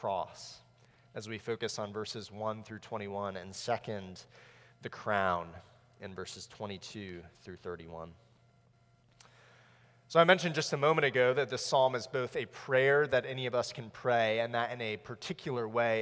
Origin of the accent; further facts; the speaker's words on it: South Florida, United States; I grew up in South Florida